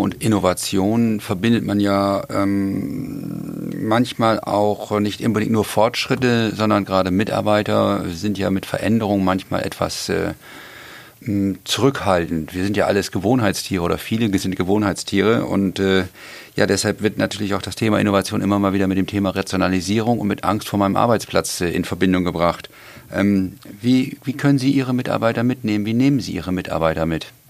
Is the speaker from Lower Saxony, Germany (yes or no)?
no; Hamburg, Germany; als Hamburger